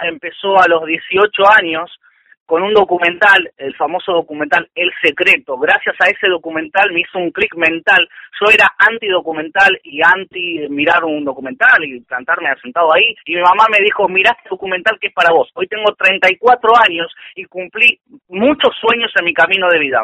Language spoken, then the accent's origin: Spanish; José C. Paz, Buenos Aires Province, Argentina; also born or lived in San Martín, Buenos Aires Province / Bellavista, Buenos Aires Province; Yo nací en San Martín, me crié en José C. Paz, provincia de Buenos Aires.